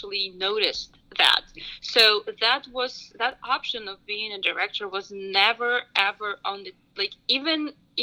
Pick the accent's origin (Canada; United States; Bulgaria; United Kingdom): Bulgaria; moved away; I grew up in Bulgaria